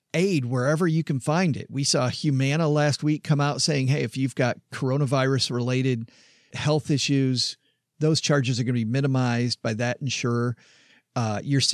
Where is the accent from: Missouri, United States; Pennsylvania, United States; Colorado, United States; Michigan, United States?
Michigan, United States; Southwest; I'm from Southwest Michigan